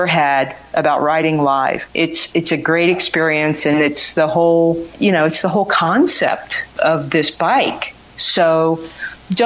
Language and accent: English; Kansas, United States; now in Philadelphia area, United States; I grew up in Kansas, and so I never had Scrapple as a kid.